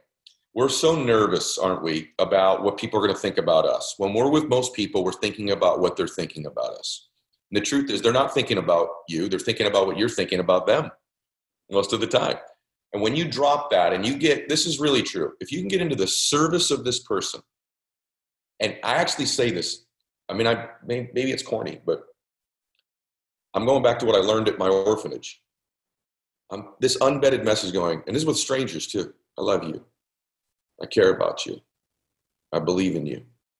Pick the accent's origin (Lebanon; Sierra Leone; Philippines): Lebanon; now in United States; I'm in Southern California. I'm from Lebanon. I left there because we had to flee.